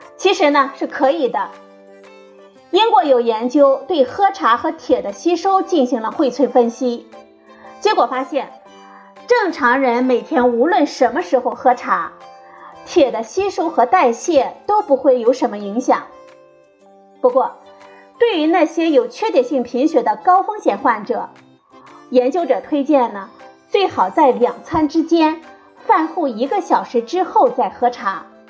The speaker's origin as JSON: {"language": "Chinese", "country": "China", "said": "茶呢，是我们中国人的传统饮品"}